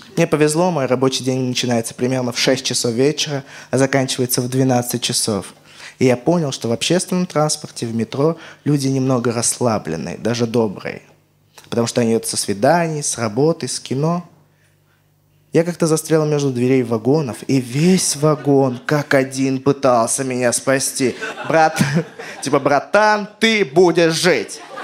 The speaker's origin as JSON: {"language": "Russian", "country": "Armenia", "said": "я армянин"}